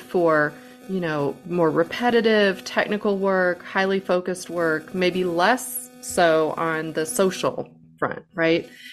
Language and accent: English; St. Louis, Missouri, United States; I'm from Saint Louis